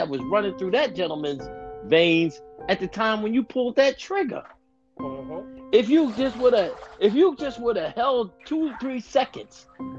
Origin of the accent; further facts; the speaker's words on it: United States; we grew up in Roxborough